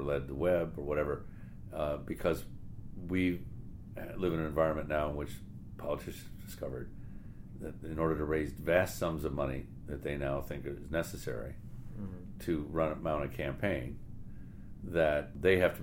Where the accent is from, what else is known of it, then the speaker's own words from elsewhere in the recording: South Bend, Indiana, United States; my hometown of South Bend, Indiana